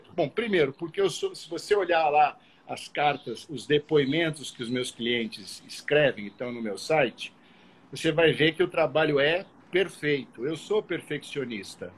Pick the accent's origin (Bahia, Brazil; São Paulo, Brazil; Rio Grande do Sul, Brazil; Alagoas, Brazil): São Paulo, Brazil; now in Rio de Janeiro, Brazil; Eu sou paulista